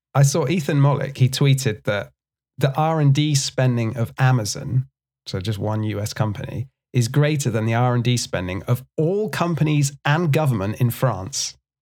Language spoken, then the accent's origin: English; United Kingdom; as a British person